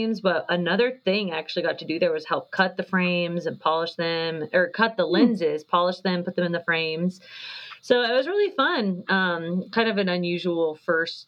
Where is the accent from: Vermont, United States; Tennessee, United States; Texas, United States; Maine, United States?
Texas, United States; Fort Worth; moved away as an adult; now in Colorado, United States; I'm from Fort Worth, Texas. That's where my whole family lives. That's where I was born and raised